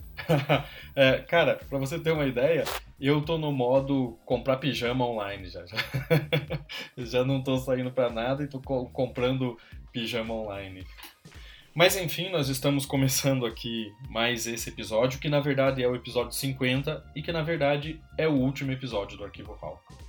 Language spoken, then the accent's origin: Portuguese; interior of Paraná, Brazil; also born or lived in Ponta Grossa; now in Curitiba, Brazil; eu sou paranaense, nascido no interior do estado